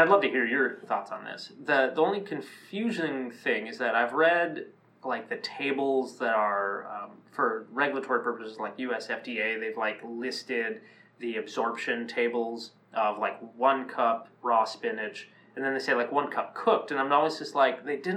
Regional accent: Minnesota, United States; I grew up here in the Midwest in Minnesota

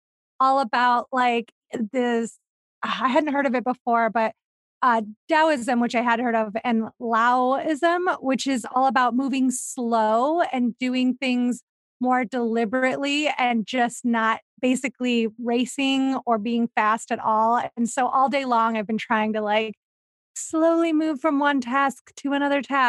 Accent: Ohio, United States; accent: Ohio Midwestern; moved away; also born or lived in Los Feliz, Los Angeles; I'm from Ohio, so I say pop

